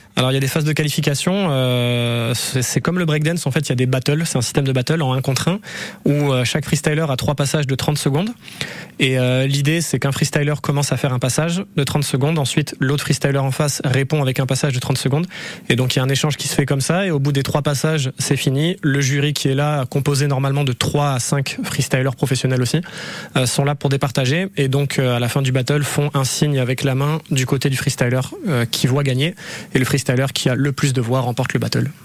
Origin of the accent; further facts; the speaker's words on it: Dreux, Centre-Val de Loire, France; also born or lived in Basque Country; now in Ciboure, France; je suis né en Eure-et-Loire, donc à Dreux précisément